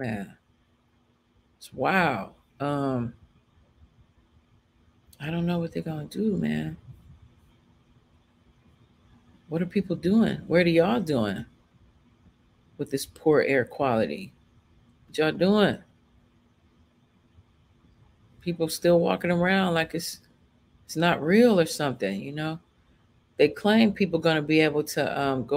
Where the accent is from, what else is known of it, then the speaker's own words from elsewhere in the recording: Chicago, Illinois, United States; moved away; also born or lived in Los Angeles, California; I'm from Chicago, but I mostly lived in LA.